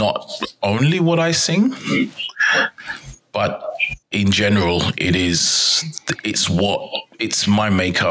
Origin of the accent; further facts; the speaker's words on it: London, United Kingdom; now in Denmark; I am from London, England, but right now residing in Denmark.